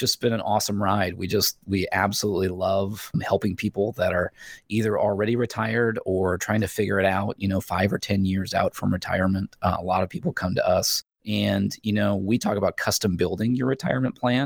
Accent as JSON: {"language": "English", "region": "Indiana", "country": "United States", "tie": "born or raised there", "moved": "as an adult", "lives_now": "Columbia, United States", "said": "I was born and raised in Indiana."}